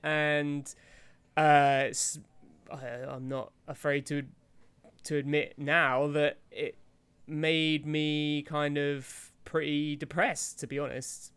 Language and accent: English; United Kingdom; I'm about as British as they come